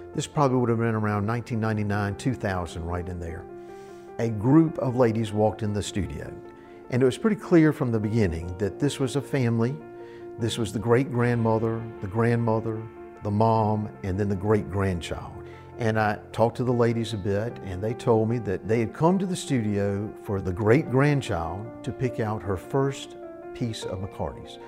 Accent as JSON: {"language": "English", "region": "Mississippi", "country": "United States", "said": "There is something about our native soil that brings us back"}